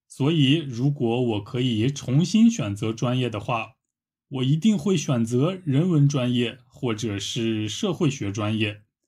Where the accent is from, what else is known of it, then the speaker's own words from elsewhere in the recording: Shanxi, China; 我家乡的山西过油肉